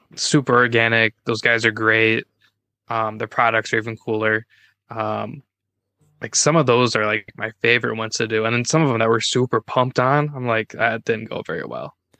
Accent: Minnesota, United States; I'm from Minnesota.

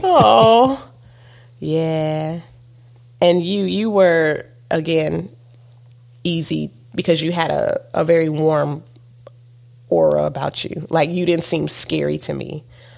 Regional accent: Southern United States, United States; You know, because I'm a Southerner. How you doing?

